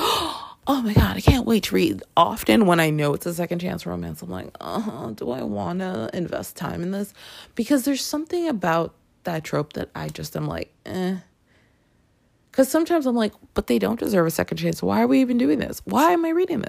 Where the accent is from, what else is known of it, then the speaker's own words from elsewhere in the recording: Toronto, Ontario, Canada; I grew up in Toronto, and Toronto has yearly a huge Caribbean festival called Caribana